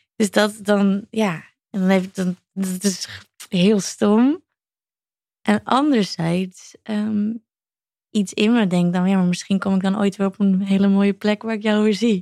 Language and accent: Dutch; Netherlands; wij Nederlanders